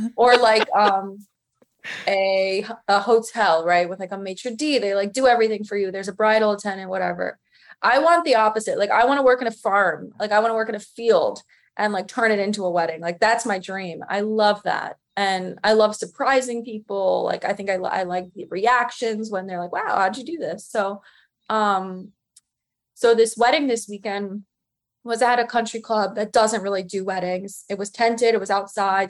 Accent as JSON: {"language": "English", "area": "Westchester", "region": "New York", "country": "United States", "said": "I'm from the suburbs. I'm from Westchester"}